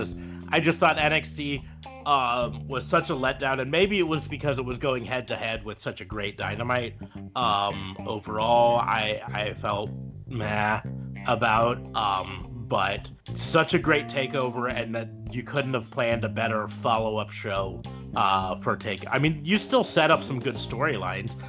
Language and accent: English; Nebraska, United States; I'm from Nebraska